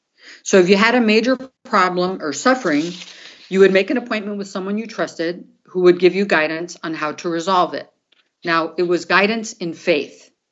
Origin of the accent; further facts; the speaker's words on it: Brazil; I grew up in South America and Brazil, and my dad was an American and my mom was Colombian.